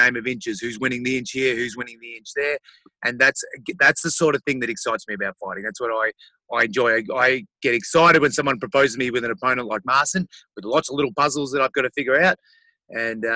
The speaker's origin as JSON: {"language": "English", "country": "Australia", "said": "my home country"}